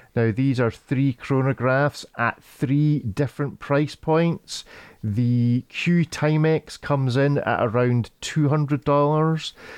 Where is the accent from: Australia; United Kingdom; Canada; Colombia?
United Kingdom; Scotland; I'm a Scotsman